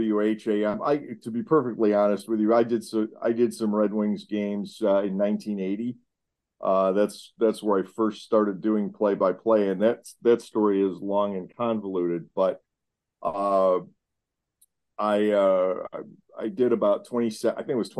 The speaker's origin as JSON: {"language": "English", "town": "Rochester", "region": "New York", "country": "United States", "tie": "born or raised there", "said": "my hometown is Rochester, New York"}